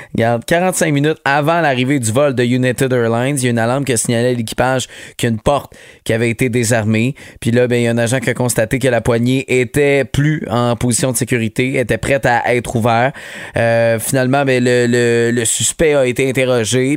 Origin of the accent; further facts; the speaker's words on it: Quebec, Canada; chez nous, au Québec, à Montréal.